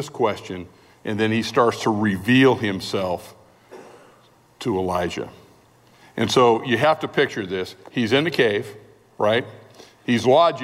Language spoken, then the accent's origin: English; California, United States; We're from California.